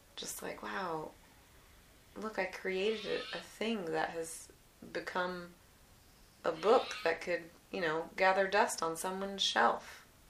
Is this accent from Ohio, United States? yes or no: no; Alaska, United States; I was born in Alaska